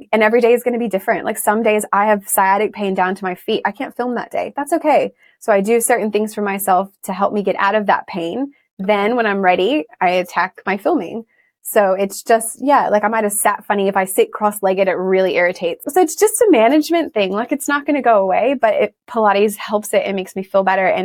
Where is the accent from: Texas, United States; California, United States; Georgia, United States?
Texas, United States; moved away as an adult; now in Sydney, Australia; I'm originally from Texas, but I feel very Australian now. I've been here 14 years this year